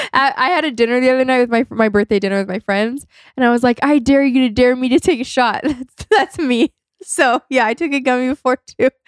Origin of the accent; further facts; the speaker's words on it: California, United States; I was born and raised in California.